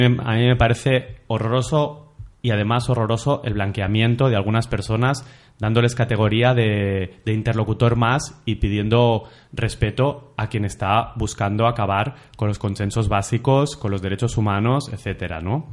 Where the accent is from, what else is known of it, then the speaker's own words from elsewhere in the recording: Olesa de Montserrat, Catalonia, Spain; yo soy de Olesa, un pueblo que hay a unos 30 minutos de, Barcelona